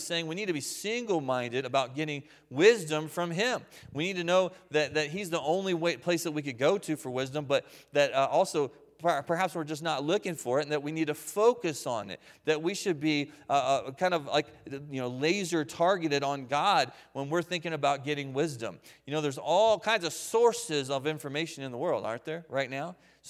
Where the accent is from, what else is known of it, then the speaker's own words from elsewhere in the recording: Waynesboro, United States; And I grew up here in Waynesboro, and we lived on Henry Avenue at the time, out behind Roses.